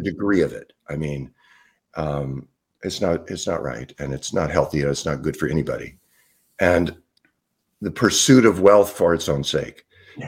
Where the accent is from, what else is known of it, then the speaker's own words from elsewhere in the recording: Southern California, United States; moved away as an adult; also born or lived in Salt Spring Island, British Columbia, Canada; I grew up in Southern California